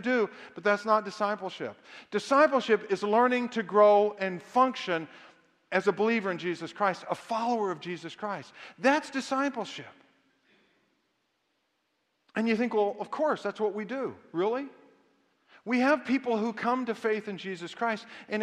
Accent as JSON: {"language": "English", "region": "the South", "country": "United States", "tie": "born or raised there", "said": "I was raised in the South"}